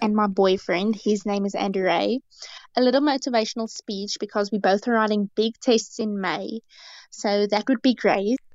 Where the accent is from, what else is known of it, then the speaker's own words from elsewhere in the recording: South Africa; I am from South Africa